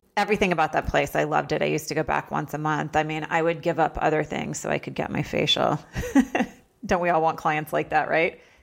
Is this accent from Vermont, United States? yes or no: yes; Vermont, United States; moved away; I was from Vermont